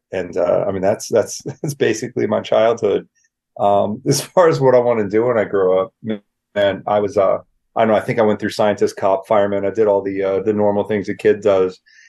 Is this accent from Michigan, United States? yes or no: no; Bakersfield, California, United States; also born or lived in New Orleans; I was born in Louisiana, New Orleans, both parents born and raised in Mississippi. So they go back a few generations. So I was lucky enough to have those Southern roots. And then I was raised mostly in Bakersfield, California.